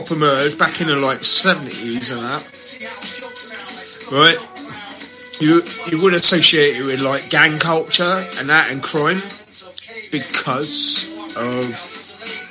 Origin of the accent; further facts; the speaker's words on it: United Kingdom; being British